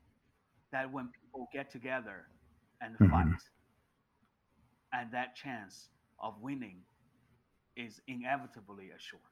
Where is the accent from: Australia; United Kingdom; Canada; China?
China; Nanjing, Jiangsu; my hometown Nanjing